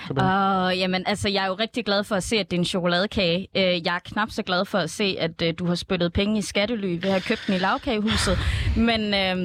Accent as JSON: {"language": "Danish", "town": "Esbjerg", "region": "Southern Denmark", "country": "Denmark", "said": "nu kommer jeg jo også fra Esbjerg"}